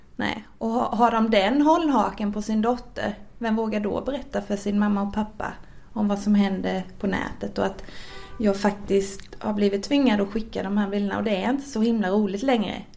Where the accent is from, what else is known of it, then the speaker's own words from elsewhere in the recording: Växjö, Kronoberg County, Sweden; jag kommer från Växjö